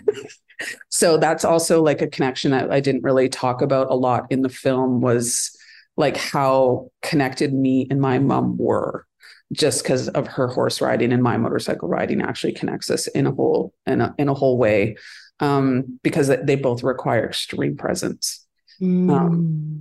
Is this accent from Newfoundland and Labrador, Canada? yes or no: no; Northern Alberta, Canada; now in Vancouver, Canada; where I grew up in Northern Alberta